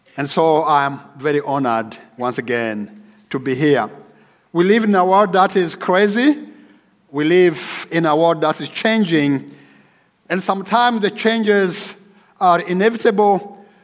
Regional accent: Rwanda; moved away as an adult; also born or lived in Nairobi, Kenya / Dallas, United States; my home country of Rwanda

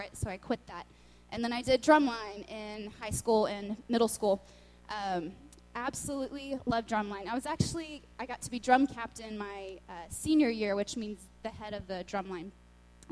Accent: Lubbock, Texas, United States; also born or lived in Austin, Texas; I'm from Lubbock, Texas

